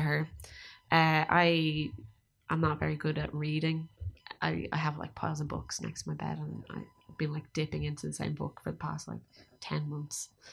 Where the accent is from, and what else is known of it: Ireland